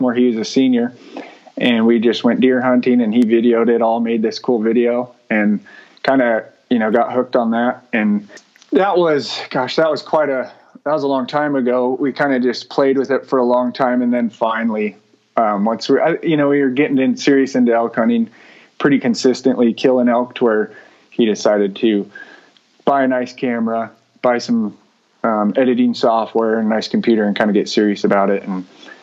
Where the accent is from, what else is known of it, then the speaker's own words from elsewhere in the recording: southern Oregon, United States; moved away; we grew up in southern Oregon